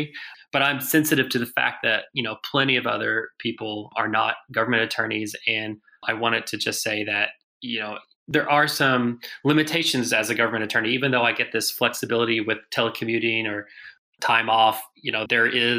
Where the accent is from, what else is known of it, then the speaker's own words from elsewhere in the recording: Arkansas, United States; I grew up in Arkansas